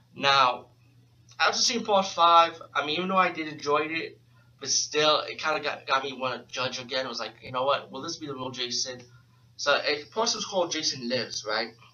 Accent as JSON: {"language": "English", "town": "New York City", "region": "New York", "country": "United States", "said": "being from New York City, I'm from the Bronx"}